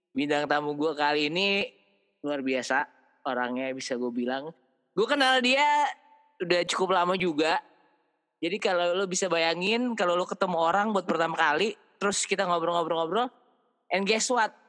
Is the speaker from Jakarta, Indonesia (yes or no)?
yes; Jakarta, Indonesia; born there; Terus udah gitu, gue lahirnya di Jakarta.